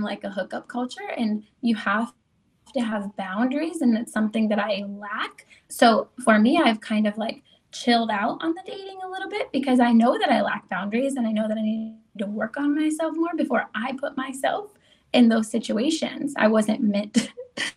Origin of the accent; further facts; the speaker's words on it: United States; I was raised in Amish country, I was not raised by any means by a conservative family.